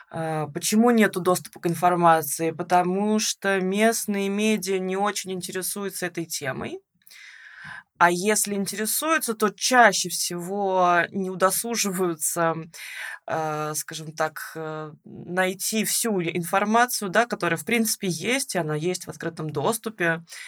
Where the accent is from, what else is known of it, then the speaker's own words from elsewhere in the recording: Russia; moved away as an adult; now in Tbilisi, Georgia; мы обе из России